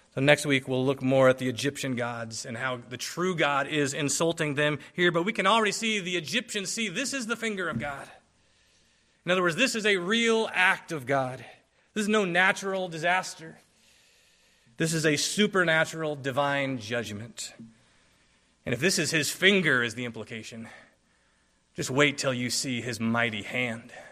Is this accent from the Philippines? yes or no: yes; Philippines; moved away; I grew up in the Philippines